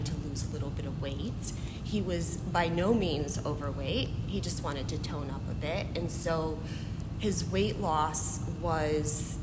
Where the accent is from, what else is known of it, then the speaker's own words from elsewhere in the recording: New York City, New York, United States; moved away as an adult; now in Albany, United States; I grew up in Brooklyn.